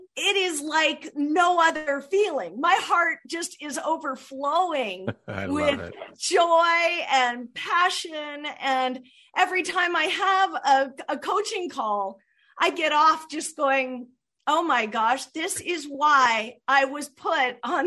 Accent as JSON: {"language": "English", "region": "Southern California", "country": "United States", "tie": "born or raised there", "said": "since I was a little girl, growing up in Southern California, just walking distance from the beach"}